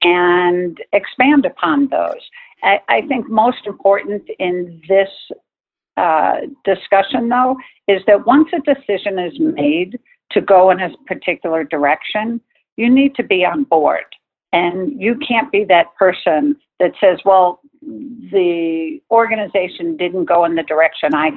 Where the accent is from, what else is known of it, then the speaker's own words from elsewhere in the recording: Long Island, New York, United States; I was born and raised on Long Island in New York